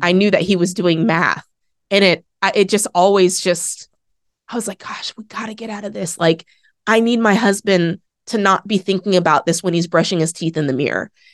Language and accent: English; Oregon, United States; I grew up in Oregon